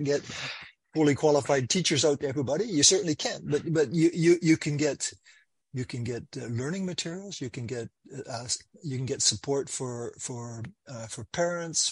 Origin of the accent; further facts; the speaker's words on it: Canada; I'm from Canada